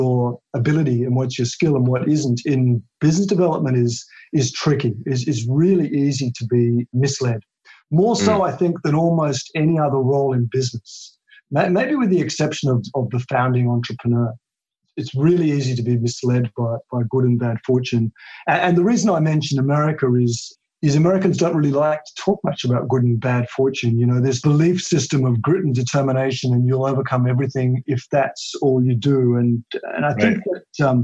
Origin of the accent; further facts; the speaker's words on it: Tasmania, Australia; moved away; I grew up in Tasmania, which is a little island, not in Africa, but off the south part of Australia.